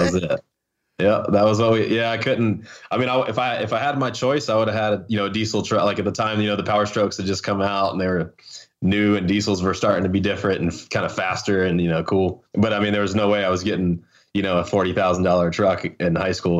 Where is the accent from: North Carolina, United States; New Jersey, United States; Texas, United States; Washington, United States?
North Carolina, United States; Hickory; moved away as an adult; I was born in Hickory. We lived in the mountains. And, uh, ended up going back to Hickory, you know, when my parents got divorced. And then, you know, I stayed there pretty much through, through high school